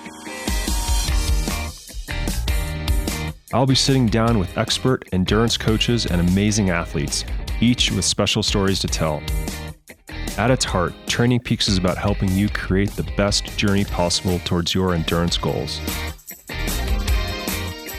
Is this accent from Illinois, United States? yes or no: no; Indianapolis, Indiana, United States; I was born in Indianapolis